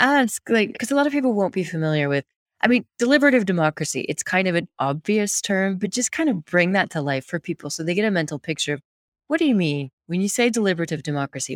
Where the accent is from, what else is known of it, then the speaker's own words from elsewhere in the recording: United States; being American